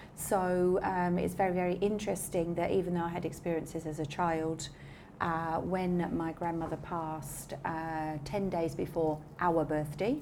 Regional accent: England, United Kingdom; being English

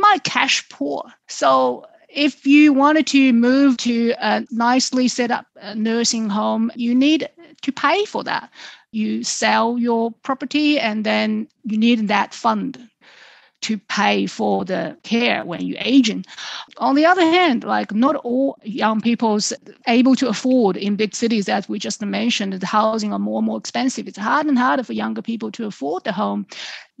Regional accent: Suzhou, Jiangsu, China; my hometown Suzhou nearby in Jiangsu province

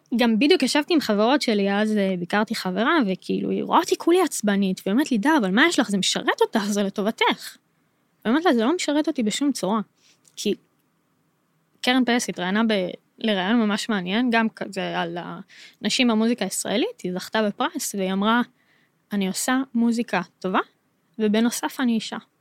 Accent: Modi'in, Central District, Israel; בתור ישראלית אני יכולה להגיד, וכשגדלתי, אז הרי גדלתי במודיעין

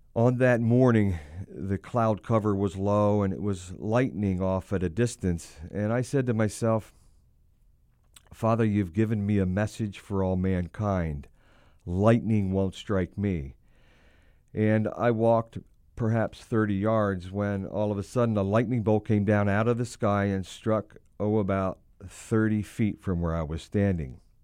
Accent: Hershey, Pennsylvania, United States; I was born and raised in the sweetest place on earth, and that would be downtown Hershey, Pennsylvania.

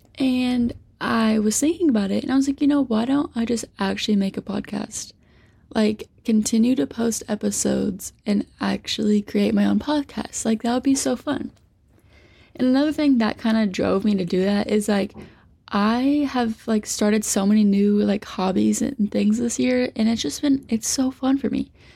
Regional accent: Poseyville, Indiana, United States; moved away as an adult; now in Louisville, United States; I'm from Southern Indiana, like the Poseyville area. So I actually gradu-, graduated from North Posey

